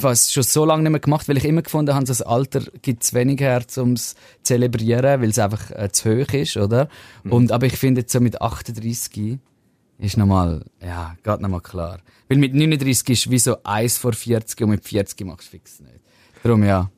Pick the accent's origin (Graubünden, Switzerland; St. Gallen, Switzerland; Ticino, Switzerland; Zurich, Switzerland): Zurich, Switzerland; accent: Zurich dialect; aus Zürich raus mit meinem unsympathischen Dialekt